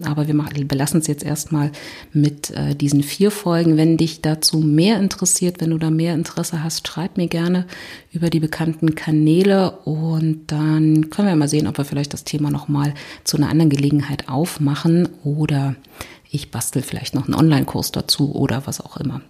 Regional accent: Berlin, Germany; ich komme aus Berlin

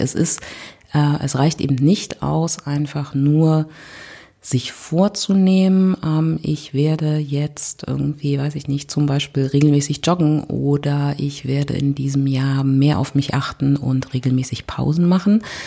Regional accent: Berlin, Germany; ich komme aus Berlin

